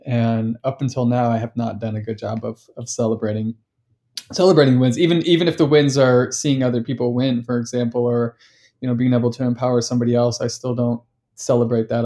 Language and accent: English; Sacramento, California, United States; I'm from Sacramento